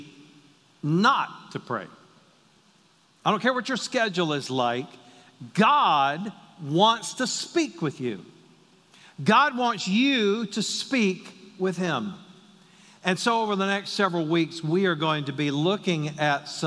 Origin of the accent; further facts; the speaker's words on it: the South, United States; I'm from the South